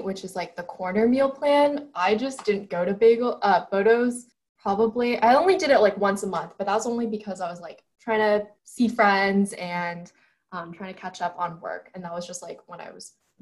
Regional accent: Herndon, Virginia, United States; I'm a rising fourth year from Herndon, Virginia

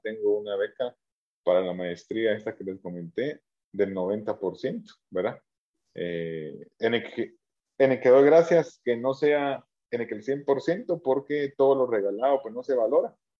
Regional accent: Guatemala; nosotros como guatemaltecos

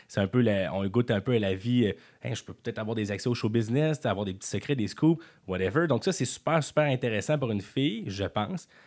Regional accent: Quebec City, Quebec, Canada; also born or lived in Montreal; je viens de Beauport

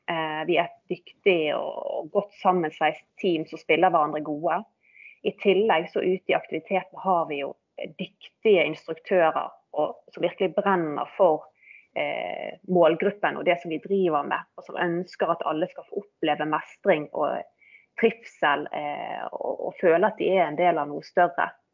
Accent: Bergen, Vestland, Norway; født og oppvokst i Bergen og har jo i grunnen eh, bodd hele mitt liv her

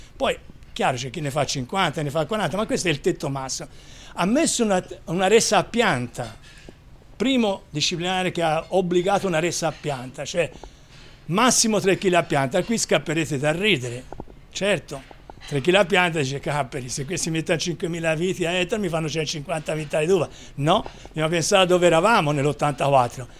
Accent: Chianti Classico, Tuscany, Italy; sono del Chianti Classico

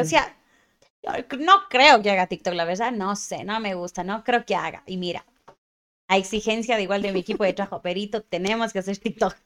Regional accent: Cuenca, Azuay, Ecuador; yo soy cuencana hasta las mismas

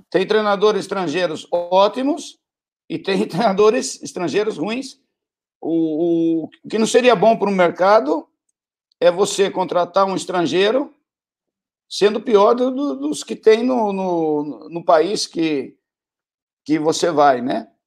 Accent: Brazil; desde a distância, eu também sendo brasileiro, é, eu percebia isso

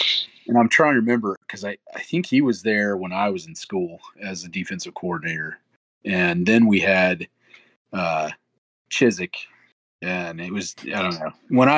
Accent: Alabama, United States; I grew up in Alabama

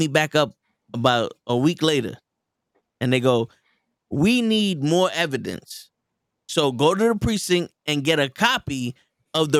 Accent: New York City, New York, United States; I'm from the Bronx. I was raised in the Bronx.

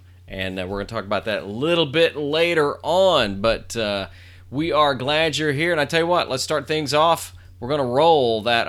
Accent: Nashville, Tennessee, United States; moved away as an adult; I am from Tennessee, dadgummit.

